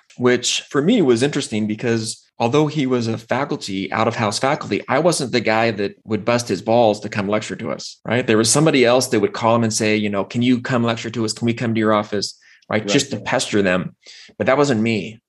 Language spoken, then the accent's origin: English; Pacific Northwest, United States; So I grew up in the Northwest